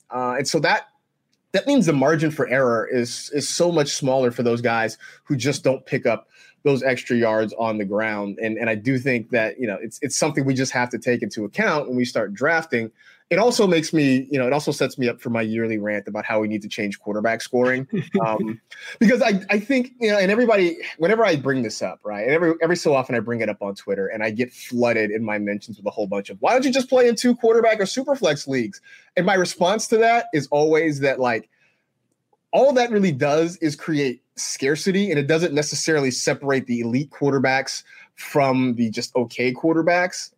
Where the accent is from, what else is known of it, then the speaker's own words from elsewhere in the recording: Bay Area, California, United States; the time I was growing up in the Bay Area